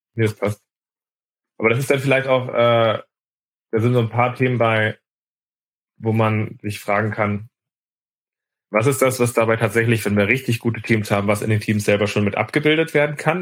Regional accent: Hamburg, Germany; als Hamburger

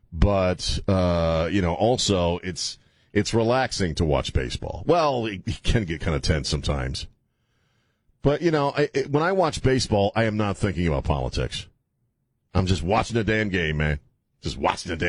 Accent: United States; I grew up in Redskins country

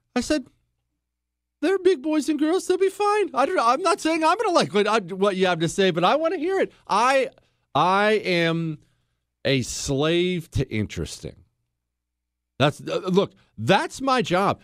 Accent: United States; I'm an American

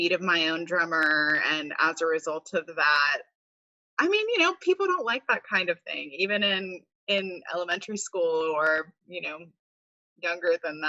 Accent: Charlotte, North Carolina, United States; I was born and raised in Charlotte and I never left

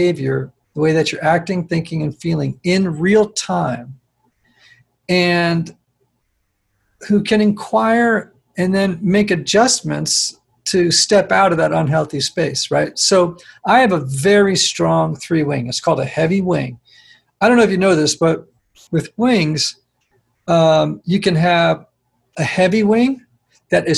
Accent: Greenwich, Connecticut, United States; now in Nashville, United States; I grew up in Greenwich, Connecticut, where everyone is successful

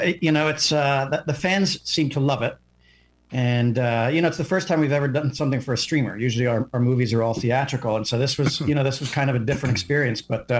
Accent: New York City, New York, United States; I'm from New York City.

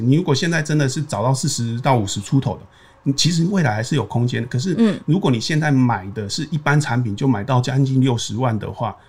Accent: Taiwan; 可能我们台湾人觉得啊要求过那里很细间

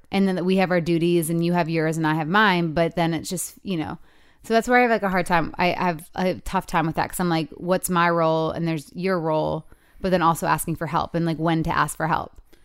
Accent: Michigan, United States; moved away; it's my hometown

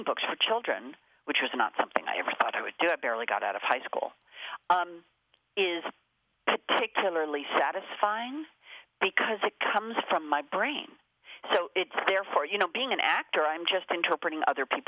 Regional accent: Los Angeles, California, United States; I am born and raised in Los Angeles

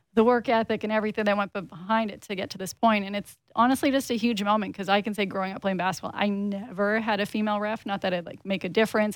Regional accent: Saskatchewan, Canada; now in Toronto, Canada; I'm originally from Saskatchewan

